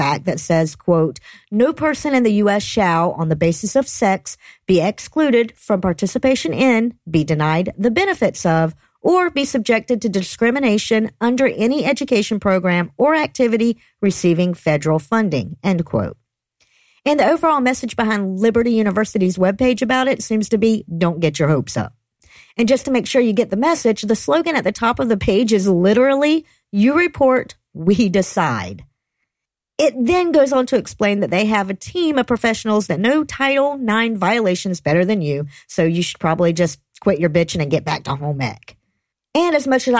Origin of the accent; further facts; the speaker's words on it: Georgia, United States; fellow Georgians